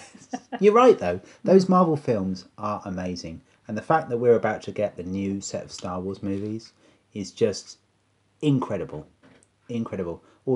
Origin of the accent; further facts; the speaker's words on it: United Kingdom; I'm so British, all I care about is the dog.